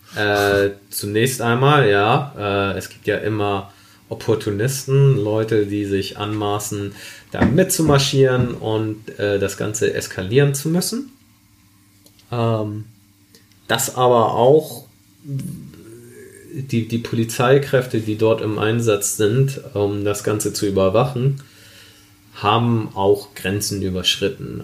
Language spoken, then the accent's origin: German; Germany; Ich bin äh, in Deutschland geboren, in Deutschland aufgewachsen. Ich bin Deutscher.